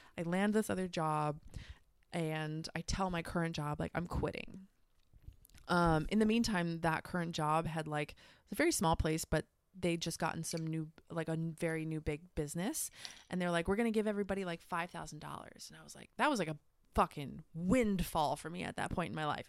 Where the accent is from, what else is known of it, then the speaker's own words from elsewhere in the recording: United States; moved away as an adult; also born or lived in Australia; here in my home country